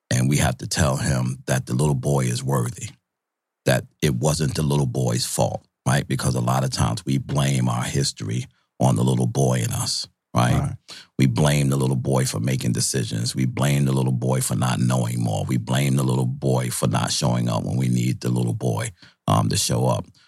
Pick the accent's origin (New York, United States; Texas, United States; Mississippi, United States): New York, United States; New York City; also born or lived in Syracuse, New York; I'm from Brooklyn.